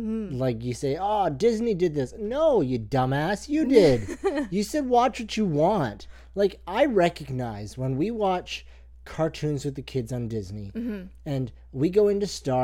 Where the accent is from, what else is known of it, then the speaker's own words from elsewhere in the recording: near Toronto, Ontario, Canada; I was alive then, and I'm from near there.